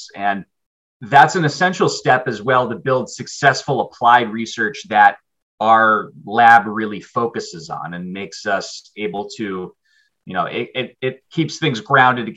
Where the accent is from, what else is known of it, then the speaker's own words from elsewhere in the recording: North Carolina, United States; I grew up in North Carolina too.